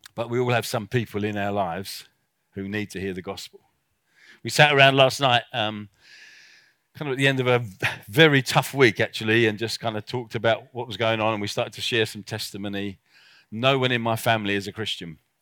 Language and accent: English; South Africa; I come from South Africa